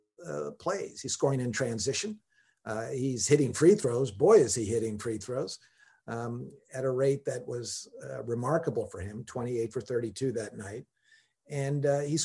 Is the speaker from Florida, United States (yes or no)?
no; Los Angeles, California, United States; when I was a kid growing up in Los Angeles